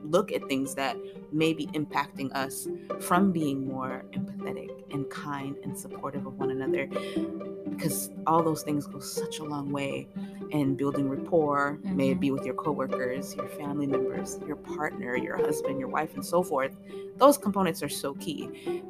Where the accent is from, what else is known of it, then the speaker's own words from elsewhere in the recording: Florida, United States; I am originally from Florida. I went to school in Florida.